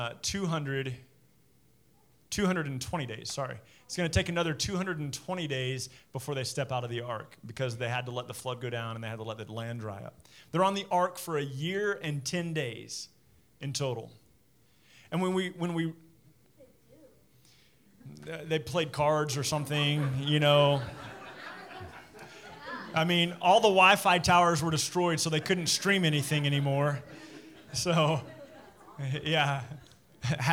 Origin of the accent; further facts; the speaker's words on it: Midland, Texas, United States; When I was a kid growing up in Midland